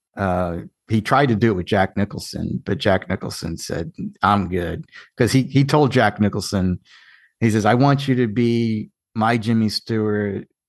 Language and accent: English; Ireland; I'm Irish too.